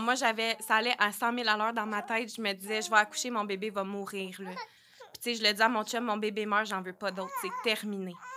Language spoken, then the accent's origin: French; Sherbrooke, Quebec, Canada; je viens de Sherbrooke